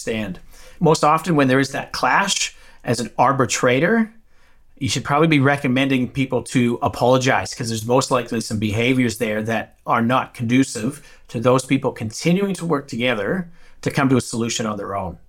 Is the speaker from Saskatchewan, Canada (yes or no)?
yes; Saskatchewan, Canada; now in Australia; I'm from Saskatchewan, which is North Dakota